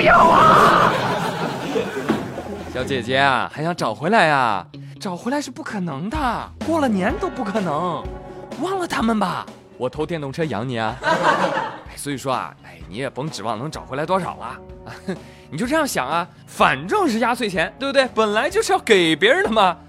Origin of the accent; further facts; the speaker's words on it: China; 我们中国人